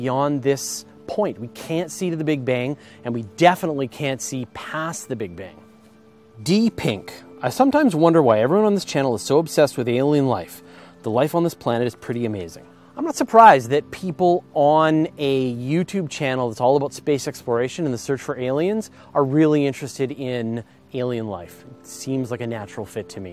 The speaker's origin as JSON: {"language": "English", "country": "Canada", "said": "I'm Canadian. And I was raised in the metric system"}